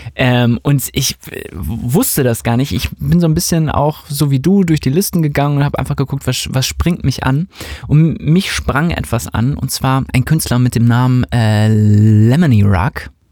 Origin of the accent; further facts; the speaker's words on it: Hamburg, Germany; Wir kommen ja auch aus Hamburg